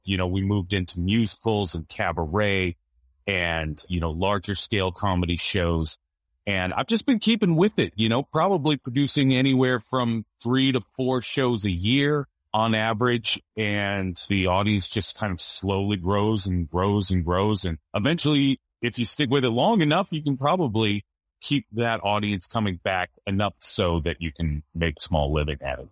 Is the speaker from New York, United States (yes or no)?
no; Seattle, Washington, United States; also born or lived in Los Angeles; Seattle's my hometown